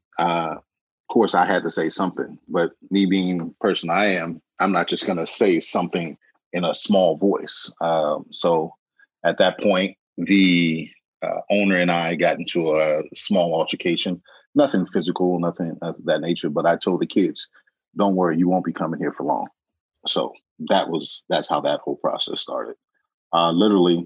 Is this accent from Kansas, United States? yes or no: no; Markham, Illinois, United States; I'm from Markham, Illinois. And we used to have a couple candy stores over off of Nottingham and, in the local area that we used to go to.